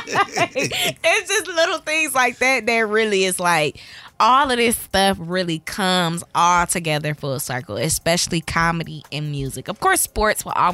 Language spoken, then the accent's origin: English; Cleveland, Ohio, United States; I'm from Cleveland